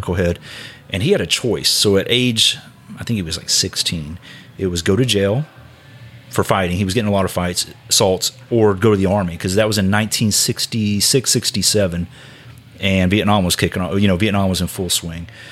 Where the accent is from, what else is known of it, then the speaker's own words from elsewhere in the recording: Houston, Texas, United States; moved away as an adult; now in Tulsa, United States; I grew up in Houston.